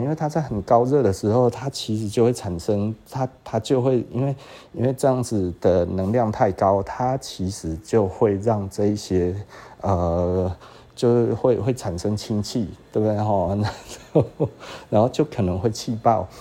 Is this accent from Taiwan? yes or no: yes; Taiwan; 我们台湾人大部分是这样子